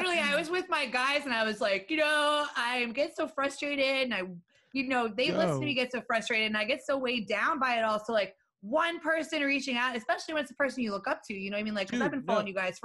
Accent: Erie, Pennsylvania, United States; accent: Erie; moved away as an adult; also born or lived in Sea Bright, New Jersey; now in Philadelphia, United States; I grew up in Erie, PA.

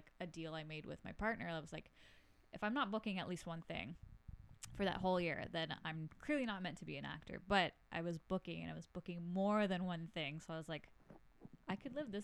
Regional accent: Canada; I am a Canadian because I was born

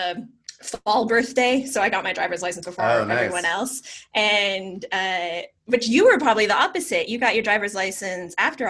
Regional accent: outside of Seattle, Washington, United States; I grew up just outside of Seattle

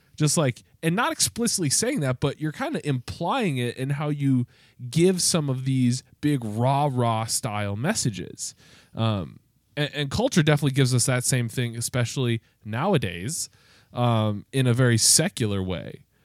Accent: United States; as a white man growing up in America

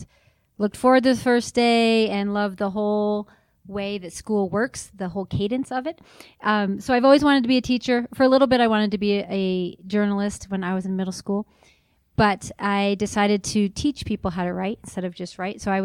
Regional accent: New York, United States; born or raised there; moved away as an adult; now in Utah, United States

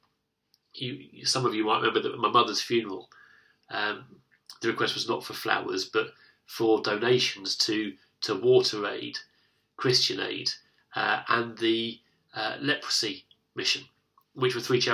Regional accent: United Kingdom; the difficulty that I have as a British man is that I've been brought up to be self-reliant. I've been brought up in a nation that's lucky enough to have the welfare state.

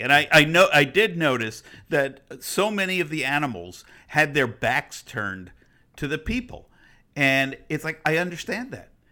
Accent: United States; I'm not an Israeli. I'm an American

